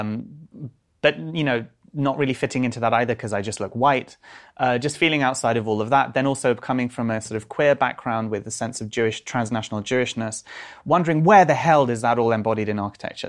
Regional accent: London, United Kingdom; I grew up in North London

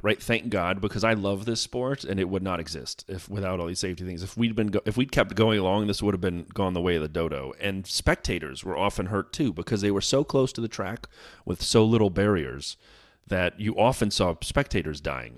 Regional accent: United States; as an American here

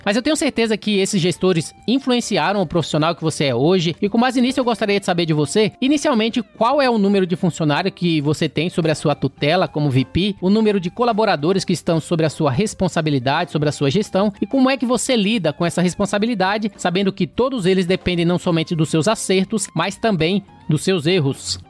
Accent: Northeast Region, Brazil; região Nordeste, onde somos conterrâneos

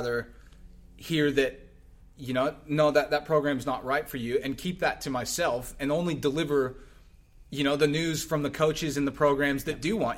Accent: Texas, United States; I'm Texan.

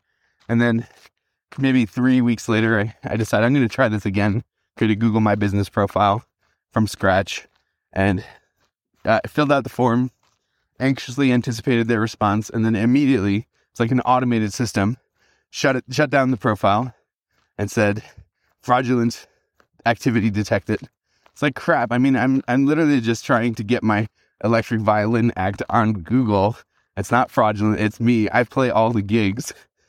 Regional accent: Wisconsin, United States; However, I did leverage the fact that I came from Wisconsin, and in Wisconsin, here are all the reviews that I personally got for my services.

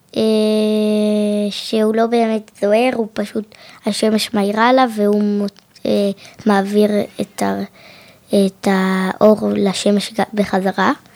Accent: Jerusalem, Jerusalem District, Israel; אני מ, אה, מירושלים

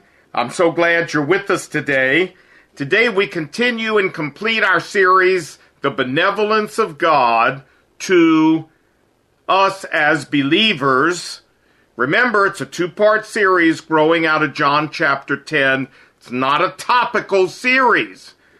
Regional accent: Chicago, Illinois, United States; now in Seoul, South Korea; I'm originally from Chicago, and I currently live in Seoul, Korea.

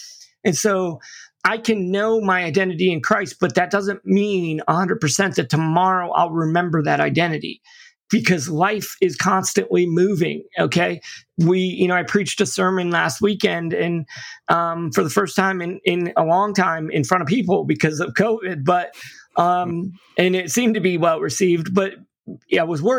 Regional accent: St. Petersburg, Florida, United States; now in Tampa, United States; And I'm not from Tampa. I live here now, but at the time I'd never been here. I was from St. Pete, which is on the other side of the bridge.

